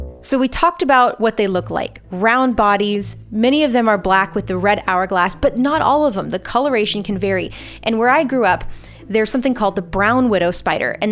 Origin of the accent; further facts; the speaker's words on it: Southern California, United States; the area where I grew up in Southern California